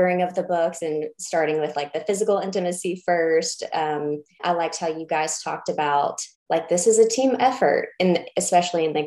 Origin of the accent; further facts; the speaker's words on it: Kentucky, United States; someone who grew up in the evangelical South, I'm from Kentucky. So right in the Bible Belt